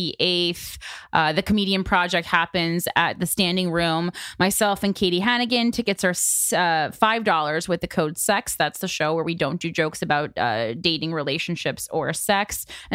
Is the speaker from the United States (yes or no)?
yes; New Jersey, United States; I'm from New Jersey.